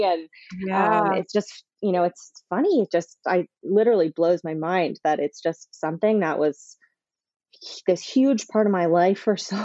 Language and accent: English; Canada; moved away as an adult; also born or lived in South Florida; now in Florida, United States; I'm from Canada originally, but I've been living in South Florida for about 5 years